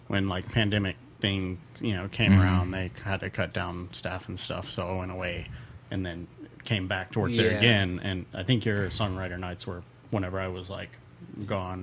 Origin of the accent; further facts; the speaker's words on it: Texas, United States; we didn't have any trees in my part of Texas